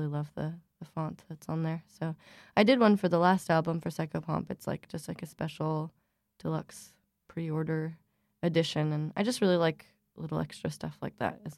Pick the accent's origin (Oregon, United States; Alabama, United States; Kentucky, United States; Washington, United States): Oregon, United States; Eugene; I grew up in Oregon, in Eugene, Oregon